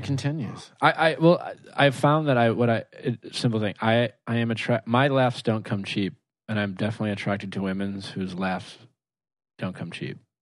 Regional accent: Milwaukee, Wisconsin, United States; growing up in Milwaukee

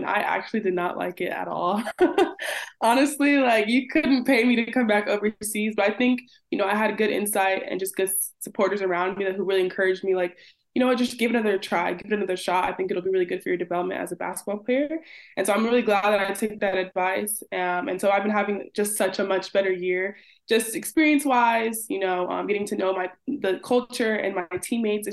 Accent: United States; also born or lived in Nigeria (ancestry); as an American

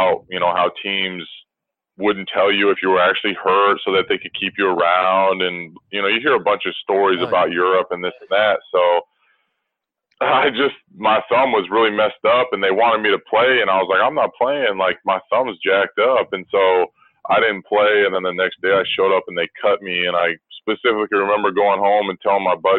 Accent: United States; as an American

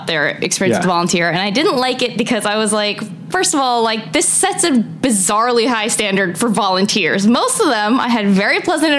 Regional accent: United States; I'm an American. I've never lived in Canada

